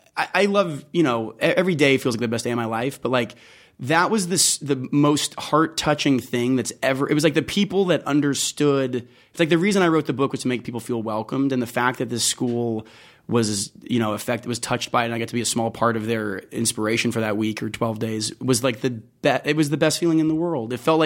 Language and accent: English; Las Vegas, Nevada, United States; I'm from Las Vegas, born and raised.